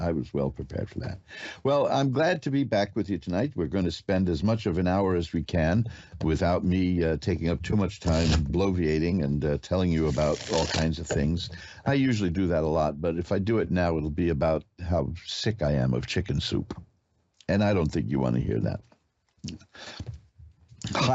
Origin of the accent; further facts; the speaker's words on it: New York, United States; I am a New Yorker